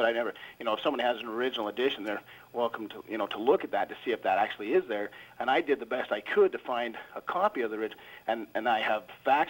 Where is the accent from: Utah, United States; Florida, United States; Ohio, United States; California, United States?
Utah, United States; the Mormon people I was born and raised in Utah.